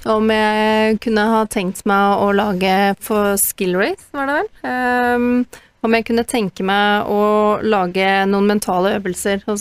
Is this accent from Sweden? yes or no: no; Northern Ireland, United Kingdom; now in Norway; jeg vokste opp i Nord-Irland